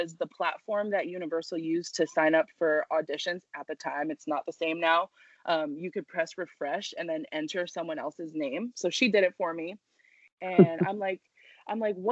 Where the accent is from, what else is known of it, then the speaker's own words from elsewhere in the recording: New York, United States; I grew up in New York